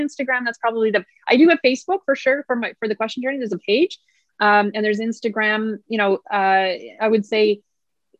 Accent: Nova Scotia, Canada; I come from Nova Scotia where we have some pretty gorgeous coastline

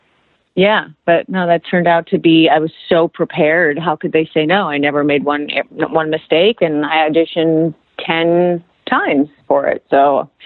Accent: Los Angeles, California, United States; I'm from L.A.

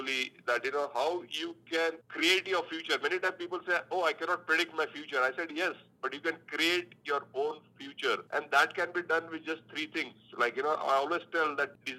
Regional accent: India; moved away as an adult; now in United States; Originally, I am from India

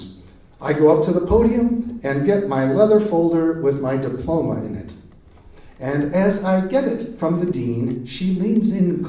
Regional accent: Chicago, Illinois, United States; moved away as an adult; growing up in Chicago

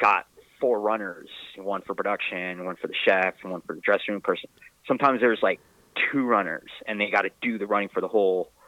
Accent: California, United States; I grew up in California

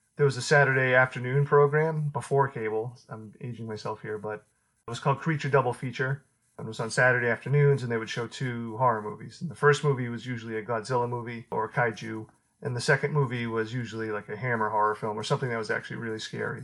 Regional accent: Beverly, Massachusetts, United States; I grew up in the 80s and where I grew up in Beverly

